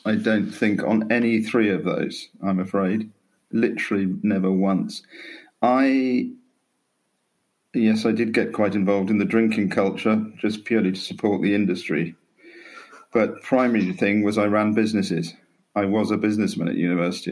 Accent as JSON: {"language": "English", "area": "Norfolk", "region": "East of England", "country": "United Kingdom", "tie": "born or raised there", "also_born_or_lived": "Canterbury, Kent / London"}